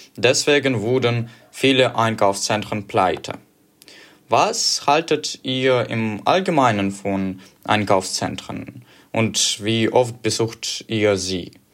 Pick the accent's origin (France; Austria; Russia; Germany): Russia; German is a second language; ich bin 16 Jahre alt und ich bin in Russland geboren